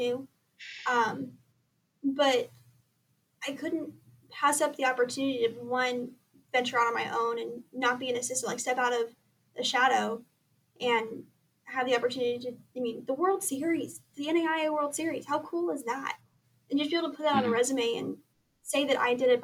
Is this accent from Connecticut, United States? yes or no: no; Southern California, United States; moved away as an adult; now in Lewiston, Idaho, United States; I was born and raised in Southern California